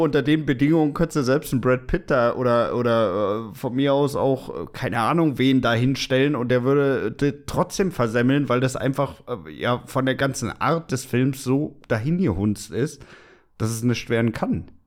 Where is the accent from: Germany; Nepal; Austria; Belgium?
Germany; wir als Deutsche